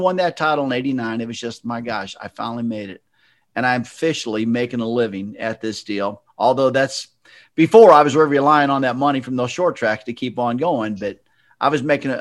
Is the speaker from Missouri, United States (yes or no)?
yes; St. Louis, Missouri, United States; I grew up in St. Louis.